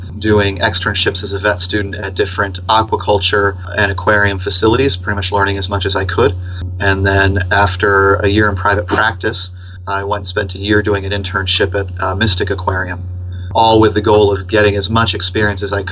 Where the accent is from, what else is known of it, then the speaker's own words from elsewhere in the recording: Tampa, Florida, United States; I grew up here in Tampa around the Hillsborough River